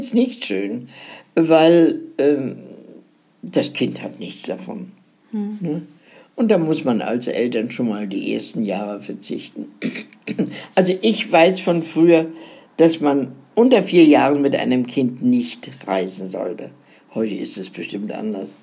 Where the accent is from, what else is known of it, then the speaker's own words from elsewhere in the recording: Szczecin, West Pomeranian Voivodeship, Poland; moved away; in meine Heimatstadt nach Stettin